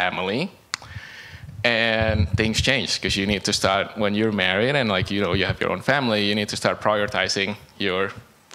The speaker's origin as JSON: {"language": "English", "country": "Indonesia", "tie": "born or raised there", "also_born_or_lived": "Beijing, China", "moved": "as an adult", "lives_now": "Canada", "said": "I grew up in Indonesia. I was in Indonesia until I was 18"}